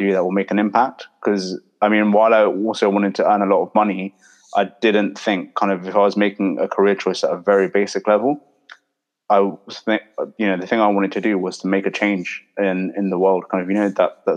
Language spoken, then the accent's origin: English; London, United Kingdom; I was born and raised in London, kind of grew up in my whole life